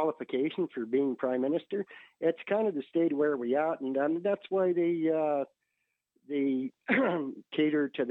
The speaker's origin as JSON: {"language": "English", "town": "Calgary", "region": "Alberta", "country": "Canada", "also_born_or_lived": "Lacombe", "said": "I'm a contractor from Calgary"}